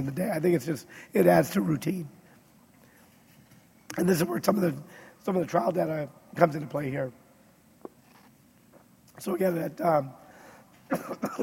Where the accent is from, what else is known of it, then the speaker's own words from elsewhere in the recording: Wisconsin, United States; I grew up in Wisconsin